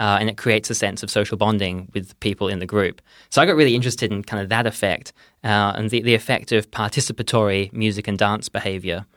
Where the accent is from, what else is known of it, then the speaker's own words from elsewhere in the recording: Perth, Western Australia, Australia; moved away as an adult; now in Oxford, United Kingdom; I am originally from Perth